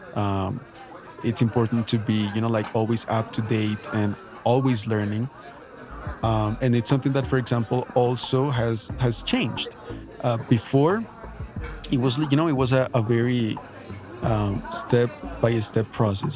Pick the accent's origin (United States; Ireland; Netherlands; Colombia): Colombia; Bogotá; English is a second language; I studied at a, at a public school here in Bogota, Colombia.